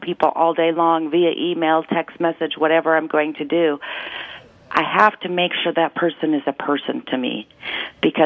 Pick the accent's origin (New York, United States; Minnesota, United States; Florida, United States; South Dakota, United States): South Dakota, United States; Huron; when I was 15 years old and growing up in Huron, South Dakota, a town of 12,000 people